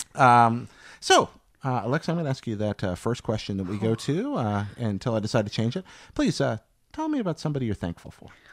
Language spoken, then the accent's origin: English; American Southeast, United States; I grew up in the American Southeast